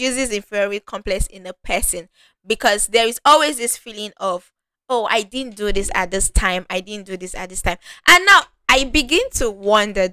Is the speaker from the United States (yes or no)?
no; Nigeria; I'm Nigerian